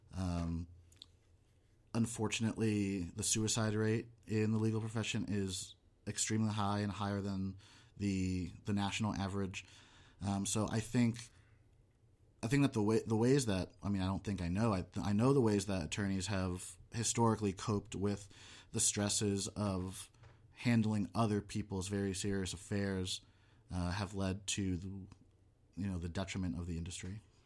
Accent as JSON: {"language": "English", "region": "Connecticut", "country": "United States", "tie": "born or raised there", "also_born_or_lived": "Boston / Missouri", "moved": "as an adult", "lives_now": "Nevada, United States", "said": "I was born and raised in Connecticut."}